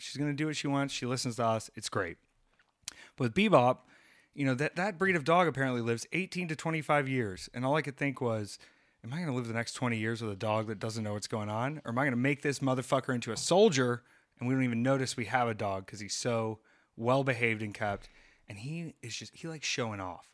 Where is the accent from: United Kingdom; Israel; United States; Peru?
United States; the Carolinas; growing up in the Carolinas